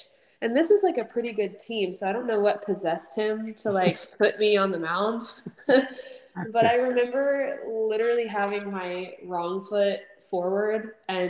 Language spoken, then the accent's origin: English; Houston, Texas, United States; also born or lived in Sugar Land, Texas; I grew up in the Houston area